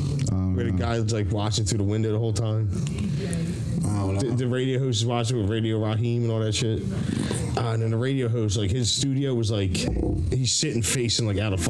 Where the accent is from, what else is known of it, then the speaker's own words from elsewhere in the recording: Philadelphia, Pennsylvania, United States; I'm from Philly